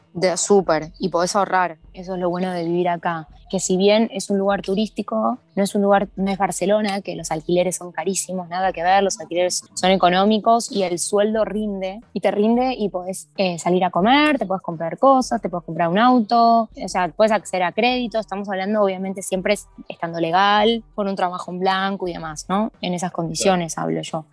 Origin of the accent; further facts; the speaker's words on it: Argentina; accent: Argentine; moved away as an adult; also born or lived in Valencian Community, Spain; now in Spain; nuestro acento